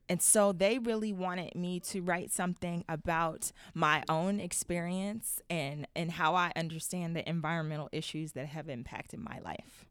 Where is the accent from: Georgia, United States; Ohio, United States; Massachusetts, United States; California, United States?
Ohio, United States; Youngstown; growing up in Youngstown, Ohio.